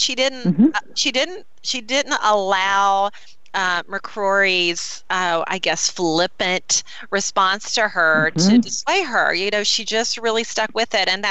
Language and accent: English; North Carolina, United States; also born or lived in Charlotte, North Carolina; I'm from North Carolina